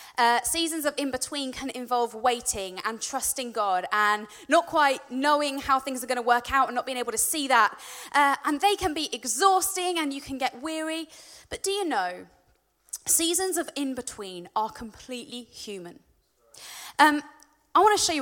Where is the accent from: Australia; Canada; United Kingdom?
United Kingdom; Warwickshire, West Midlands; I'm from Warwickshire